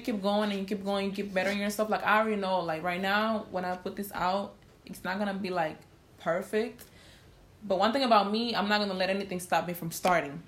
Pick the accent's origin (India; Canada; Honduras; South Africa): Honduras; I'm from Honduras